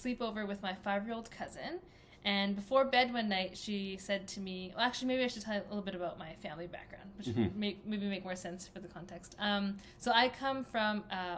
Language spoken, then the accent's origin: English; Calgary, Alberta, Canada; moved away as an adult; also born or lived in England; now in Toronto, Canada; we're from Calgary, Alberta. We're both born and raised Calgarian